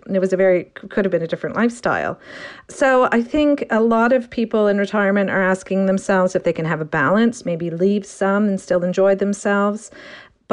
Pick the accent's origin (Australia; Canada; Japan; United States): Canada; moved away as an adult; now in United Kingdom; I'm Canadian and I moved to the UK about 20 years ago